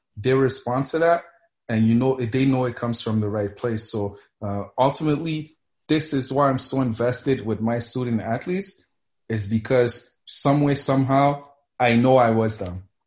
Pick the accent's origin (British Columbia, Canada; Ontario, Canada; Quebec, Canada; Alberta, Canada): Quebec, Canada; Montreal; also born or lived in Mississippi / Cameroon / Colorado; I grew up here in Montreal